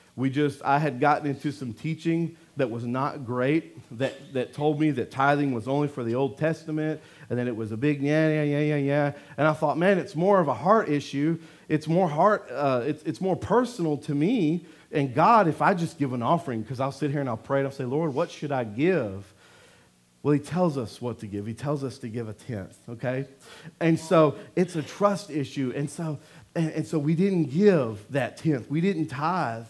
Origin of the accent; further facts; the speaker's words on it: Louisiana, United States; I'm from Louisiana